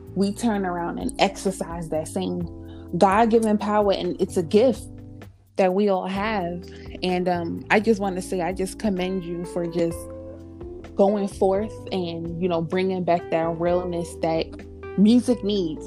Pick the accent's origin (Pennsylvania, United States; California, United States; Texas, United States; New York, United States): New York, United States; moved away; my hometown in New York